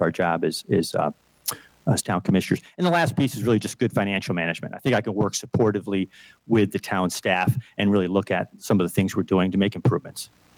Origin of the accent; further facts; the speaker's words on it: Western New York, United States; now in Huntersville, United States; I'm also from Western New York.